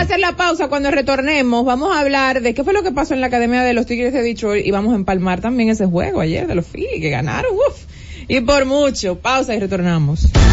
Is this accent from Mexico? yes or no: no; Dominican Republic; nosotros como dominicanos